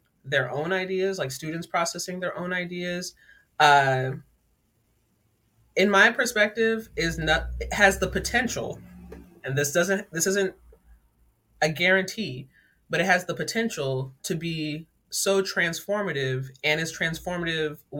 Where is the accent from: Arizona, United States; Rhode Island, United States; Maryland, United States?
Maryland, United States; Laurel; I grew up in Laurel, Maryland, a pretty diverse community